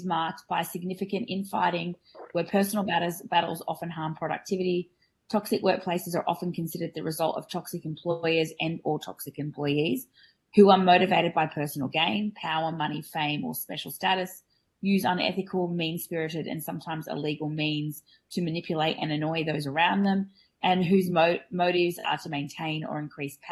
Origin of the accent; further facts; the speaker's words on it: Australia; I'm a dental hygienist from Australia